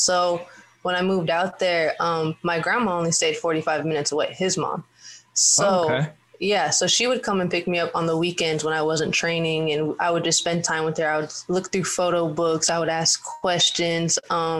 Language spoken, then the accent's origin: English; Minnesota, United States; born there; I was born in Minnesota.